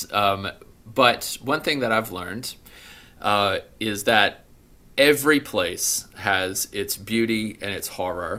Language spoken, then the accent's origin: English; Mississippi, United States; accent: Southern; moved away as an adult; also born or lived in Alabama / Arkansas / Nashville, Tennessee / Montgomery, Alabama; grew up in Mississippi.